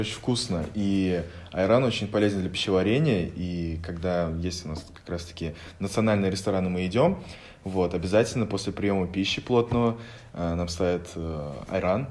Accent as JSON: {"language": "Russian", "region": "Bashkortostan", "country": "Russia", "moved": "yes", "lives_now": "Moscow, Russia", "said": "я из Республики Башкортостан"}